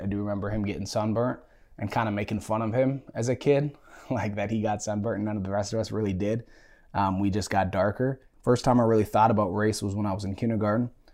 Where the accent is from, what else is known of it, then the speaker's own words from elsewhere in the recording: United States; growing up mixed in America